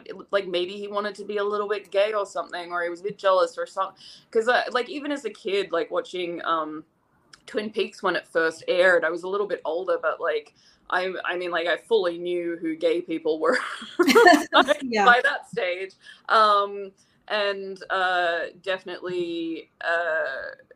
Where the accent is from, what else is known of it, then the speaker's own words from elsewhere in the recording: Sydney, New South Wales, Australia; moved away; I grew up in Sydney through the 80s, through most of the 80s. I was a kid in Sydney, Australia